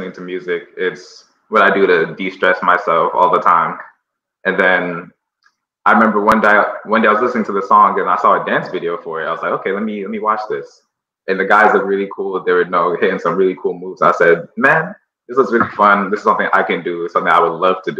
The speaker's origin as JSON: {"language": "English", "country": "Ghana", "tie": "born or raised there", "moved": "yes", "lives_now": "United States", "said": "I'm originally from Ghana. So are my parents. I was actually born there before coming to the US."}